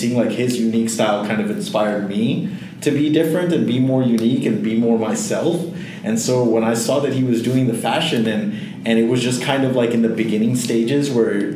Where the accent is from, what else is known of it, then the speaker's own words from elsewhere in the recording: Fort Lauderdale, Florida, United States; also born or lived in Pembroke Pines / Hollywood, Florida; I grew up in Florida, like most of my life